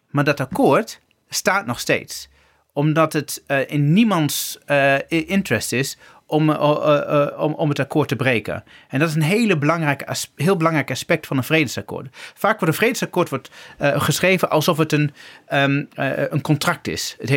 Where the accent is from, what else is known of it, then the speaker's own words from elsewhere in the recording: Twente, Overijssel, Netherlands; Ik kom gewoon uit Twente.